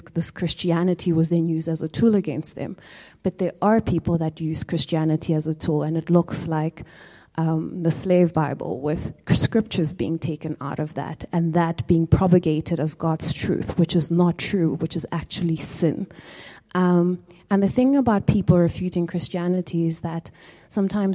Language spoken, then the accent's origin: English; South Africa; as a South African